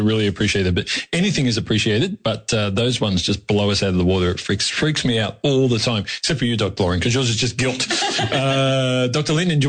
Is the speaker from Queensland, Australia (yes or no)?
no; Melbourne, Victoria, Australia; I grew up in Yarraville